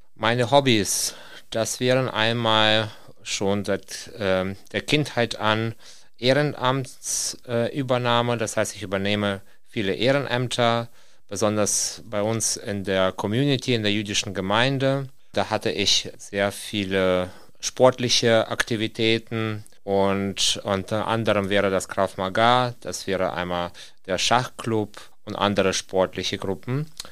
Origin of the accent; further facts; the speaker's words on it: Kyiv, Ukraine; German is a second language; now in Osnabrück, Germany; Ursprünglich komme ich aus der Stadt Kiew